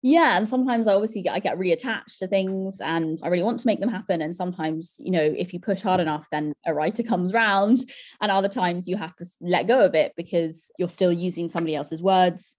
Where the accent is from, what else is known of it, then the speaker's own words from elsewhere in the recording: London, United Kingdom; I grew up in Camden